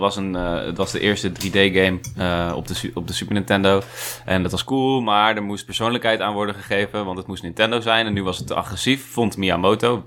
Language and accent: Dutch; Netherlands; wij als Nederlanders